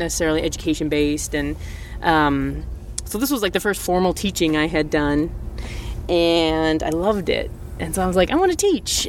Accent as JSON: {"language": "English", "town": "New Berlin", "region": "Wisconsin", "country": "United States", "tie": "born or raised there", "moved": "as an adult", "lives_now": "Port Townsend, United States", "said": "I grew up in Wisconsin, suburbs of Milwaukee, town called New Berlin"}